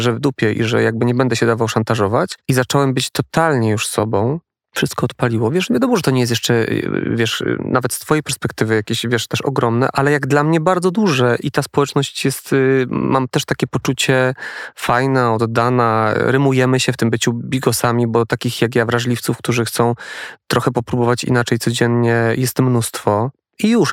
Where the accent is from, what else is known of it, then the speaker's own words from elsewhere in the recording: Poland; accent: góral; now in Warsaw, Poland; jestem ze wsi a jestem ze wsi. Ja małej też. wioski góralskiej